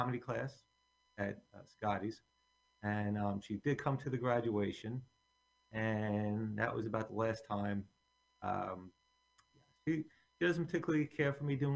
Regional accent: Bayonne, New Jersey, United States; born or raised there; also born or lived in Staten Island, New York

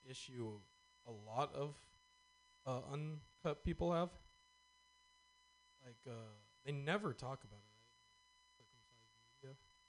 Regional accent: California, United States; Well, from Northern California.

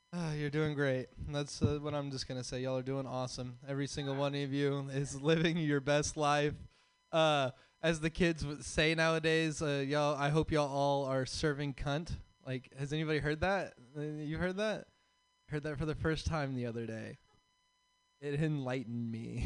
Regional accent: Texas, United States; now in California, United States; I'm from Texas.

